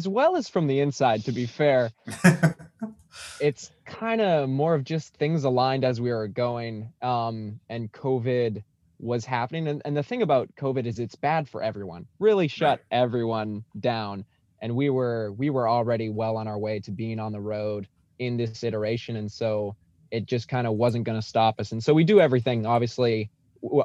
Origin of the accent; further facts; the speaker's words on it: Alberta, Canada; moved away; I came from the mountains of Alberta is where I grew up